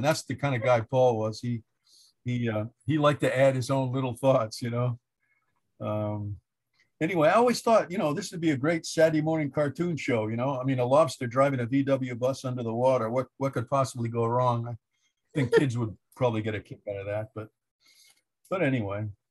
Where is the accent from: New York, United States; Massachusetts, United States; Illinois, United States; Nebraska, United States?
Massachusetts, United States; Orleans; I grew up in the Lower Cape in Orleans